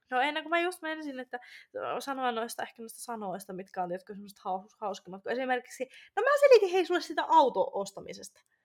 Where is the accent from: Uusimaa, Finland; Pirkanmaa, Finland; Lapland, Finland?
Lapland, Finland; Rovaniemi; moved away as an adult; now in Tampere, Finland; mä oon Rovaniemeltä